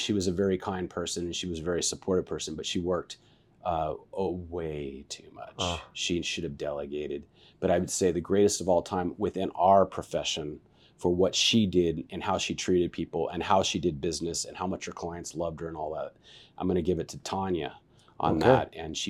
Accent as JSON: {"language": "English", "town": "Vacaville", "region": "California", "country": "United States", "tie": "born or raised there", "also_born_or_lived": "Wichita Falls, Texas", "said": "I was born in Texas, Wichita Falls, Texas. And then my father came out, and he was a military guy, and he went to Travis Air Force Base. So I was raised in Vacaville, Califor"}